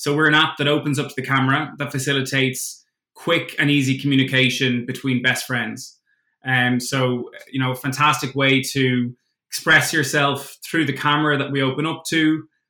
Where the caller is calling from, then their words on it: London, United Kingdom; also born or lived in Dublin; I'm calling in from London.